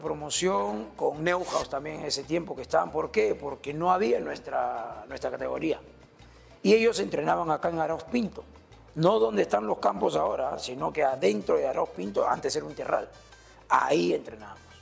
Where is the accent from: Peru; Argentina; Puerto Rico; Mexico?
Peru; La Perla, Callao; Yo de La Perla, acá la vueltita. Yo soy de Benjamín Doy, eh, Manzana 7, eh, cerca acá, eh, por el Ministerio de la Marina ya toda, casi toda mi vida, toda mi vida